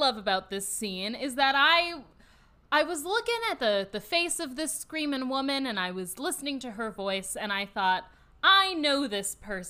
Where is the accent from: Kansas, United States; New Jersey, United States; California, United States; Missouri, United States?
California, United States; Orange County; I am from Orange County.